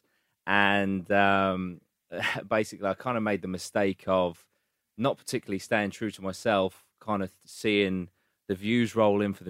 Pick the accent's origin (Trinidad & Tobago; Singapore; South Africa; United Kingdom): United Kingdom; a village just outside Great Yarmouth, East of England; it's a lovely village just outside.